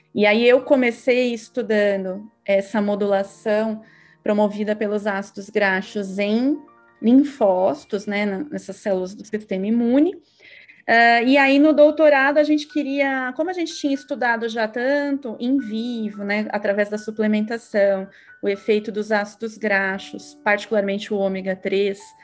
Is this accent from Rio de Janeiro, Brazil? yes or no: no; São Paulo, Brazil; eu sou aqui de São Paulo, lá no Tatuapé